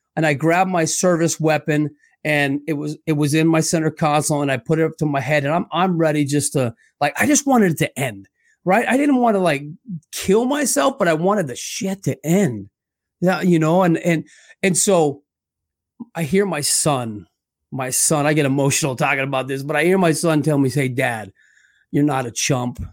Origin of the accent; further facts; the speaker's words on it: Scottsdale, Arizona, United States; born and raised in Scottsdale, Arizona.